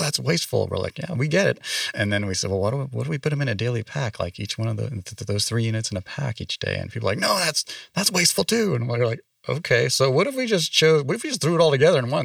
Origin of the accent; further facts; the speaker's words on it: San Francisco Bay Area, California, United States; moved away as an adult; also born or lived in East Coast; now in Las Vegas, United States; I grew up in the San Francisco Bay Area